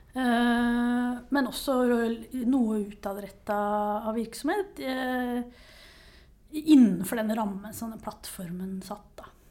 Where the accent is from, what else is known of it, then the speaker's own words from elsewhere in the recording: Nesodden, Akershus, Norway; now in Oslo, Norway; er jeg utdanna historiker fra Nesodden